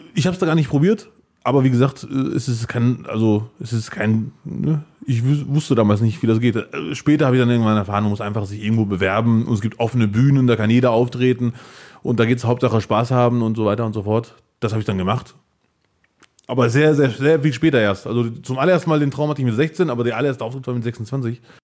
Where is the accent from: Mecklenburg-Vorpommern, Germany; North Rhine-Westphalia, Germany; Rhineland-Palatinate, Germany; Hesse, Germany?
North Rhine-Westphalia, Germany; Bielefeld; ich bin Bielefelder, was ja auch stimmt